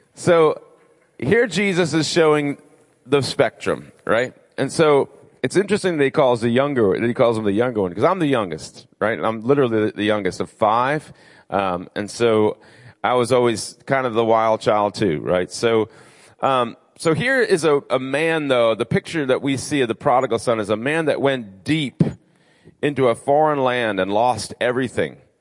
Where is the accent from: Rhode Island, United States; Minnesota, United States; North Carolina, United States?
Rhode Island, United States; moved away as an adult; also born or lived in Nashville, Tennessee / Orlando, Florida; I'm originally from Rhode Island. Um, and so, I'm a New Englander through and through